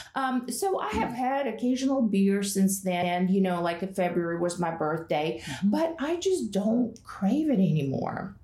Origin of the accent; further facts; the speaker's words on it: Russia; moved away; I was born and raised in Russia